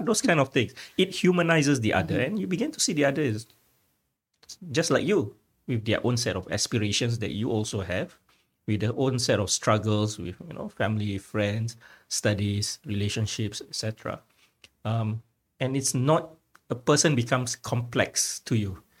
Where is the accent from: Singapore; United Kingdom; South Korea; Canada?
Singapore; my Singaporean identity